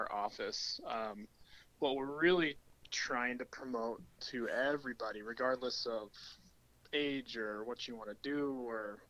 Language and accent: English; United States; also born or lived in Southern California / Colorado; I grew up in Southern California and Colorado